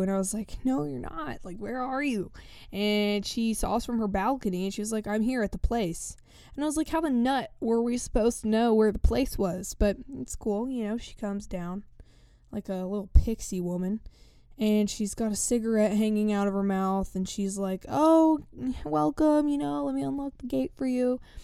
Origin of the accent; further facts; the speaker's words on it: East Tennessee, United States; first language English; I come from East Tennessee